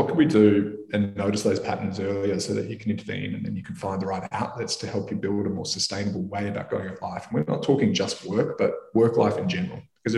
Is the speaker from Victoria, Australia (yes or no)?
yes; Melbourne, Victoria, Australia; suicide is the leading cause of death for men under the age of 48 in Australia, where I grew up in Melbourne.